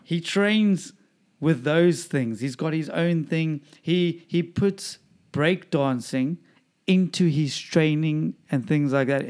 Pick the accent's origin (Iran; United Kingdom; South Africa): South Africa; Durban, KwaZulu-Natal; moved away; my hometown Dubs